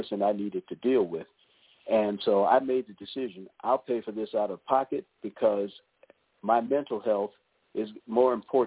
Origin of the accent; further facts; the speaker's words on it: Maryland, United States; moved away as an adult; now in North Carolina, United States; We're originally from the Maryland area